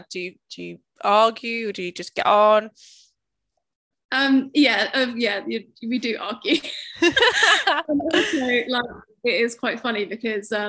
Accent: United Kingdom; Obviously, it's being British, but it is so important, isn't it, to farmers

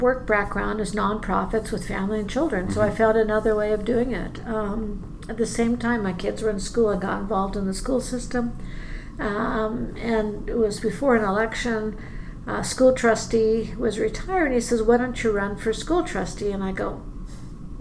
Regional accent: BC, British Columbia, Canada; moved away as an adult; now in Edmonton, Canada; I grew up in BC, like you.

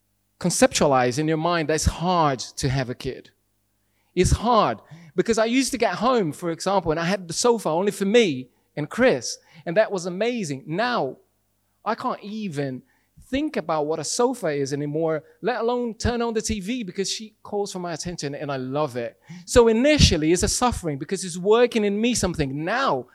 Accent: Brazil; English is a second language; moved away as an adult; Brazilian. I've been here for 16 years and still can't speak English

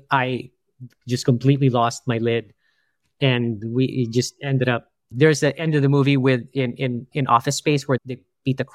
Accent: New York, United States; And I was like, no, we're from New York, and you know, and we don't care about the pipes out there.

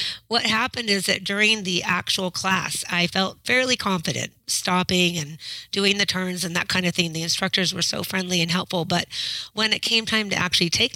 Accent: Westland, Oregon, United States; I'm from Westland, Oregon, and I'm a high school math teacher

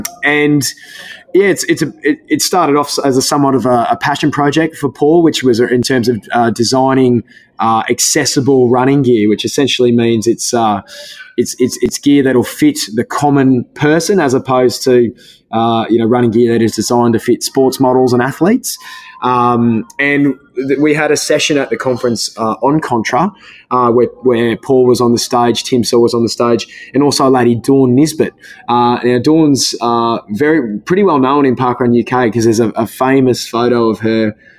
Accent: Queensland, Australia; Obviously, being a Queenslander, I do most of my running in singlets.

